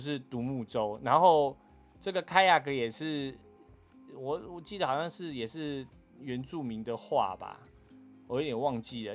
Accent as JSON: {"language": "Chinese", "country": "Taiwan", "said": "我们是从台湾来的"}